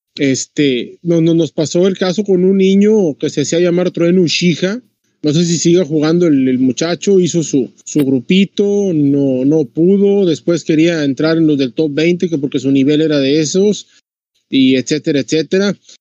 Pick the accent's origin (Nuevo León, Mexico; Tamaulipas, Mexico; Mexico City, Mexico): Tamaulipas, Mexico; como decimos acá, Tamaulipas